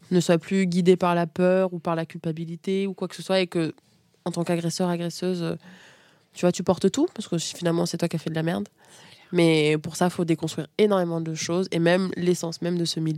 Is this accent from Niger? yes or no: yes; Niamey, Niger; born there; je suis née au Niger, donc Afrique de l'Ouest, à Niamey. J'étais euh, j'ai été abandonnée sur un lit d'hôpital quand j'avais 4 jours. Et je me suis retrouvée dans un orphelinat dans lequel j'étais la seule fille, à Niamey.